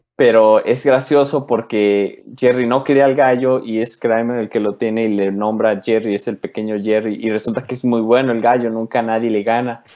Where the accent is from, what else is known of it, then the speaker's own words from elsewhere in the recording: Mexico; soy mexicano